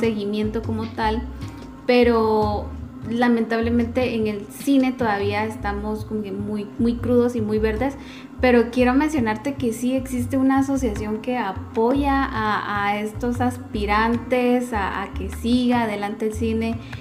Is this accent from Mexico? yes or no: no; Guatemala